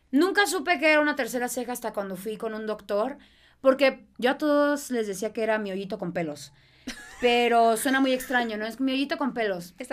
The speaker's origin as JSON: {"language": "Spanish", "town": "Mexicali", "region": "Baja California", "country": "Mexico", "said": "Soy de Mexicali."}